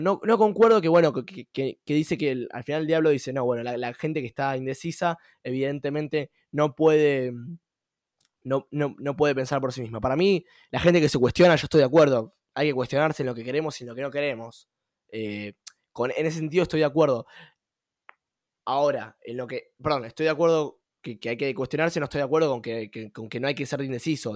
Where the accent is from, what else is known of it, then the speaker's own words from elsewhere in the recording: Argentina; nuestro país como Argentina